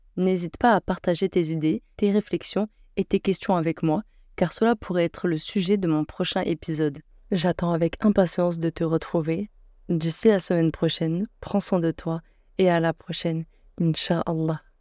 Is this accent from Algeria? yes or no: yes; Algeria; j'ai 21 ans et je suis algérienne.